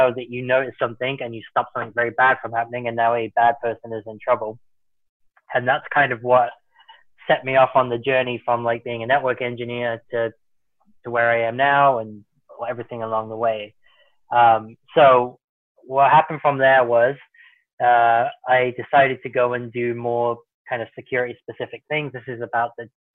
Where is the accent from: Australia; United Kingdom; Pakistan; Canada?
United Kingdom; Worcestershire, West Midlands; born or raised there; moved away as an adult; now in United States